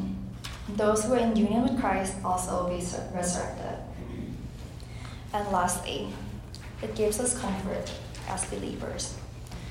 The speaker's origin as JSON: {"language": "English", "country": "Thailand", "also_born_or_lived": "Virginia, United States", "moved": "as an adult", "lives_now": "United States", "said": "I'm from Thailand. Thailand is a Buddhist country. I grew up in a Buddhist home. And when I came to college in America"}